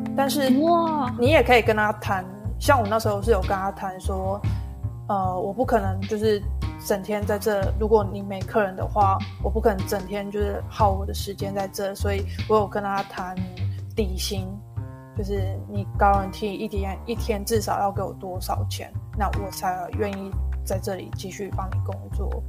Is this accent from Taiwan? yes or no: yes; Taiwan; moved away; 跟我们台湾人有点就是不太一样的地方